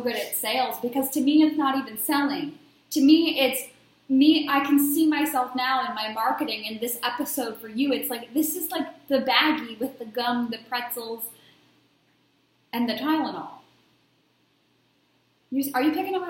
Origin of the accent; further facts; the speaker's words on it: Baltimore, Maryland, United States; everyone in my hometown loved to come over my house. My friends would come, when we were going out on a Friday night, because I came from Baltimore, Maryland, a very big party area. We would go out every weekend in high school and college